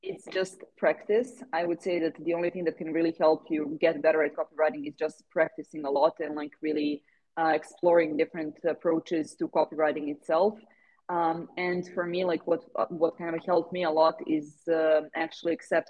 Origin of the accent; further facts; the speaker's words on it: Serbia; first language Serbian; English is a second language; I grew up in Serbia